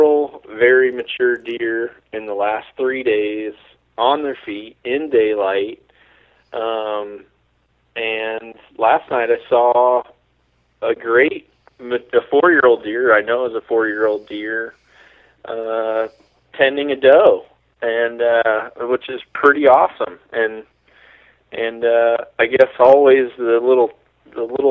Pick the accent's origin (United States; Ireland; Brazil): United States; Mississippi; moved away; originally, I'm from Mississippi